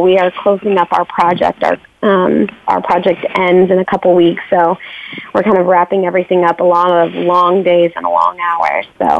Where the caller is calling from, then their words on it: Fort Worth, Texas, United States; I am calling from Fort Worth, Texas.